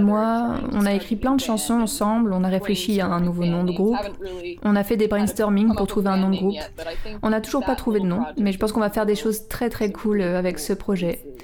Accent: Silver City, New Mexico, United States; moved away; also born or lived in Portland; j'ai grandi à Silver City

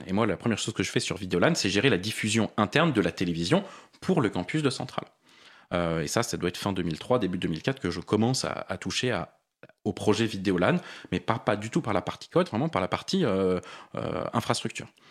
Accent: Paris, Île-de-France, France; je suis parisien. J'ai vécu la plupart de ma vie à Paris.

